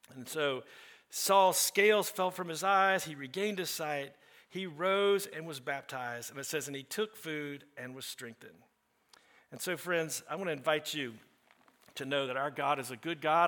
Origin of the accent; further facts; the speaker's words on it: the South, United States; I'm also from the South